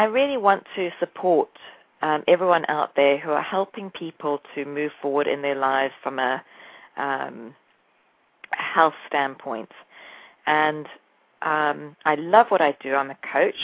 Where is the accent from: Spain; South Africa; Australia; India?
South Africa; moved away as an adult; also born or lived in England; now in New Jersey, United States; I am partly English and South African. I grew up in South Africa